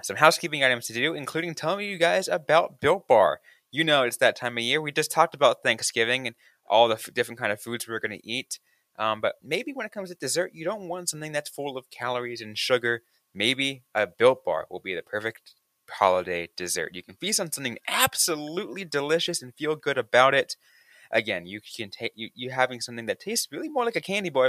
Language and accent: English; California, United States; growing up in California